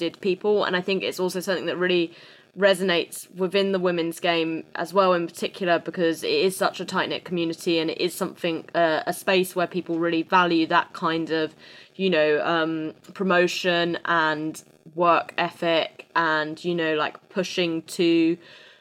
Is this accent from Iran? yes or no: no; England, United Kingdom; an English person